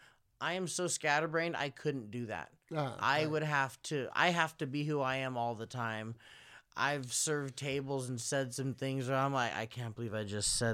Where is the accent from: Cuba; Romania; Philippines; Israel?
Philippines; I'm Filipino. So because my look is kind of ambiguous, I can make jokes about different races of people